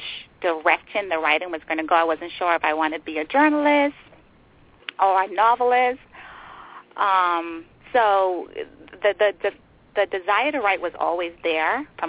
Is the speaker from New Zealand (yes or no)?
no; Nassau, New Providence, Bahamas; moved away as an adult; now in Maryland, United States; I was born and raised in the Bahamas. That's my home